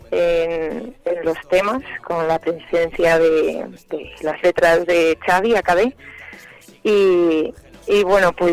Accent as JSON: {"language": "Spanish", "town": "Zamora", "region": "Castile and León", "country": "Spain", "said": "yo soy de Zamora"}